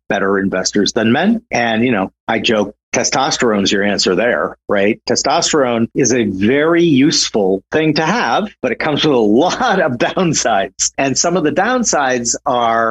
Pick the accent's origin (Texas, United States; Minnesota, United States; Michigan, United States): Minnesota, United States; St. Paul; I'm originally from St. Paul, Minnesota, which was the Twin Cities